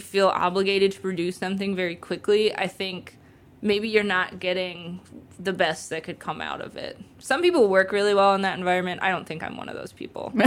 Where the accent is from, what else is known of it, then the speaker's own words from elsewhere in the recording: Ohio, United States; moved away as an adult; also born or lived in Athens, Ohio; now in Chicago, United States; I live in Chicago currently. I'm originally from Ohio.